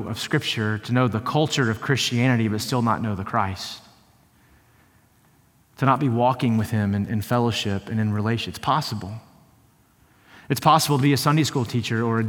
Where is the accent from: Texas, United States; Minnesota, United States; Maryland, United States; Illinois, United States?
Texas, United States; I'm almost as equally and more proud that I'm from Texas. Like, God, please never ask me to leave. I don't want to leave Texas.